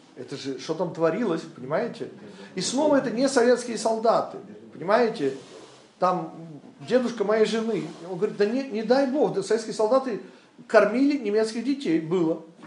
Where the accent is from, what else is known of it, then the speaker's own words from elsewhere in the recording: Western Ukraine, Ukraine; moved away; Я родился на Западной Украине.